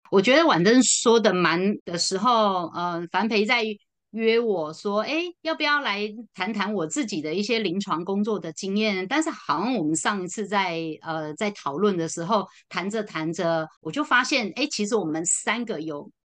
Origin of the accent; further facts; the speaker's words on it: Taiwan; 我是在都会区长大的，我也是接受汉人的教育